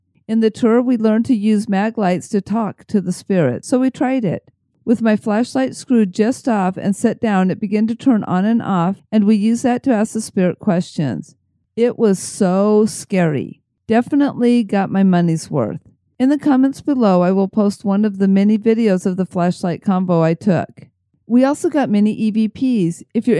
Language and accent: English; Buffalo, New York, United States; I'm from Buffalo, New York, and about 45 minutes down the thruway is a place called Rolling Hills Asylum.